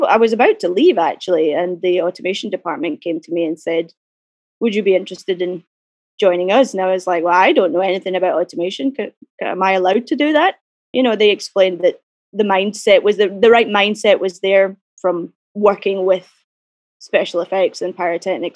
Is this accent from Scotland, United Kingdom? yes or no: yes; Glasgow, Scotland, United Kingdom; I grew up in Glasgow